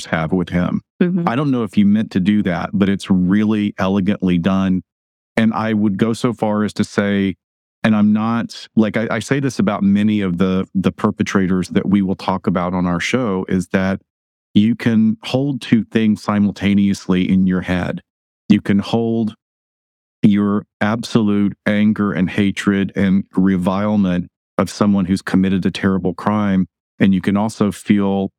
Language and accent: English; Alabama, United States; I grew up in Alabama